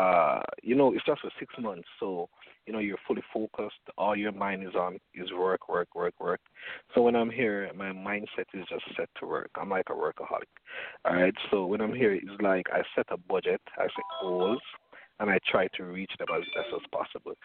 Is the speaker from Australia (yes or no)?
no; Jamaica; also born or lived in Berlin; I'm from Jamaica, but right now I'm actually in Berlin